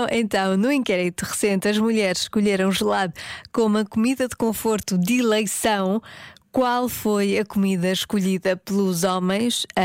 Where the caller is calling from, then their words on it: Matosinhos, Porto District, Portugal; É o … de Matosinhos. Olá …. Uh, como sou aqui do Norte, eu vou apostar e vou acreditar